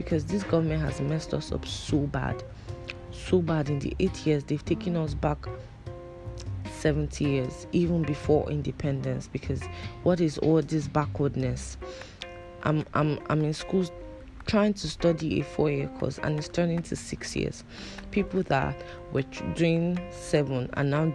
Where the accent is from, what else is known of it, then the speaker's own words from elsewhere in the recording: Anambra, Nigeria; I'm from Anambra